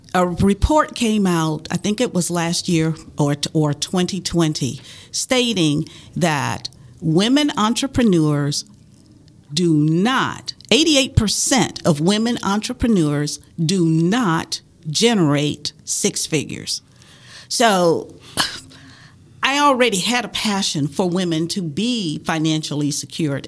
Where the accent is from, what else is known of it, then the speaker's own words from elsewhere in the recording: the South, United States; I grew up in the South during the 50s and 60s